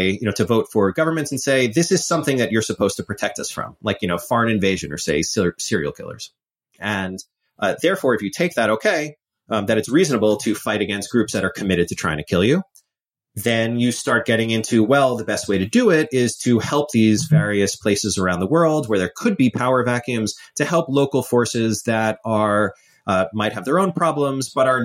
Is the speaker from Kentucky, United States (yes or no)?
no; New York, United States; I'm an American. I grew up in New York